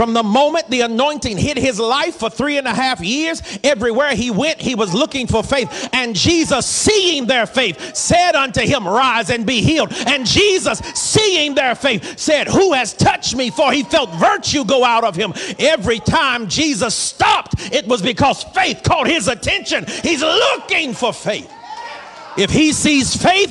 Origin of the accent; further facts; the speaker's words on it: the South, United States; I'm from the South and I'm black. We save consonants when we can.